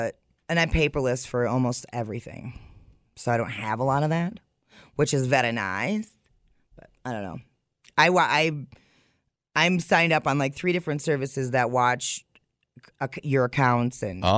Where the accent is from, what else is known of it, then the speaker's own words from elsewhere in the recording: McFarland, United States; I grew up in McFarland.